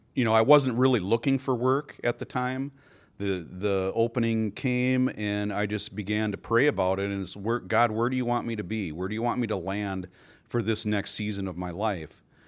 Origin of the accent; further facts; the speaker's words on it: Richfield, Minnesota, United States; I'm uh, born and raised in Richfield, lived there all my life